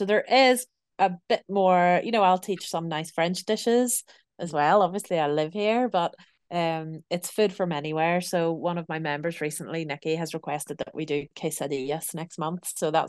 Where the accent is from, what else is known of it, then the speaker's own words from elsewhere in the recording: Belfast, Northern Ireland, United Kingdom; You know, I'm from Belfast in Northern Ireland, and I really miss home.